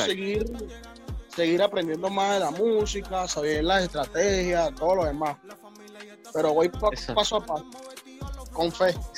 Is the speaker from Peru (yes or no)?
no; San José de Río Chico, Miranda, Venezuela; yo soy de, de, de San José, Río Chico, de Miranda